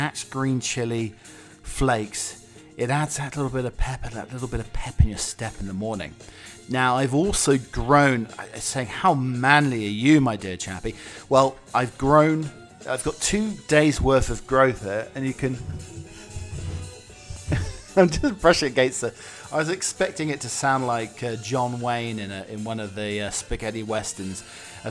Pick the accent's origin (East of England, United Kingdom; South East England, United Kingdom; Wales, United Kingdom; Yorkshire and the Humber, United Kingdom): East of England, United Kingdom; Norwich; my hometown club, Norwich City